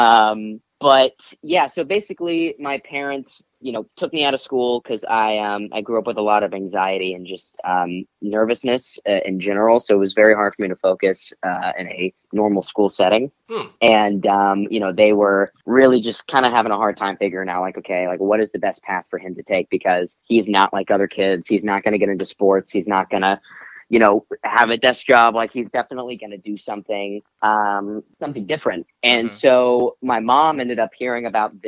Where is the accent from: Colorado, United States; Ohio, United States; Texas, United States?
Texas, United States; Odessa; also born or lived in Chattanooga, Tennessee / Lubbock, Texas; now in Los Angeles, United States; I moved to Odessa, Texas when I was six